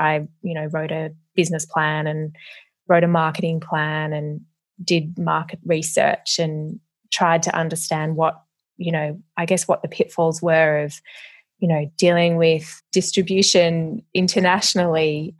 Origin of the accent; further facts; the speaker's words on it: Melbourne, Victoria, Australia; also born or lived in Perth / Brisbane; I was born in Perth and moved with my parents and brother to Brisbane and then later to Melbourne.